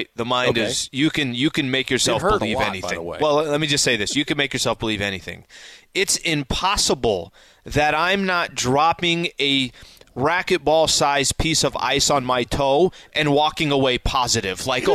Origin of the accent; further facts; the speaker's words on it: San Diego, California, United States; growing up in San Diego